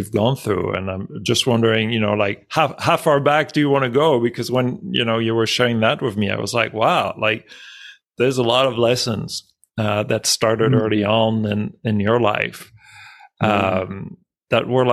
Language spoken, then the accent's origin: English; France; moved away; I grew up in France